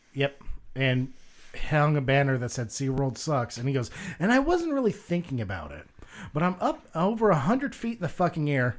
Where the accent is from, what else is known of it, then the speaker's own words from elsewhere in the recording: the South, United States; I was raised in the South